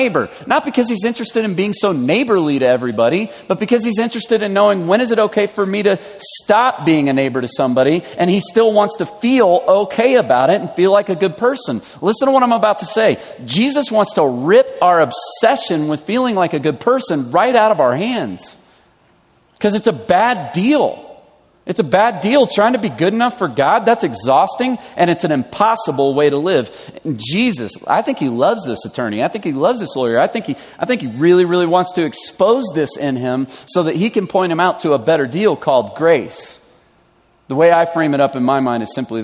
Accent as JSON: {"language": "English", "region": "the South", "country": "United States", "tie": "born or raised there", "moved": "yes", "said": "I grew up in the South."}